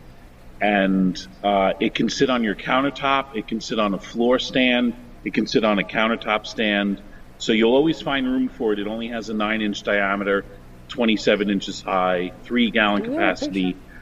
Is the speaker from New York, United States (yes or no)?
yes; Long Island, New York, United States; moved away as an adult; now in Big Island of Hawaii, United States; I grew up on Long Island.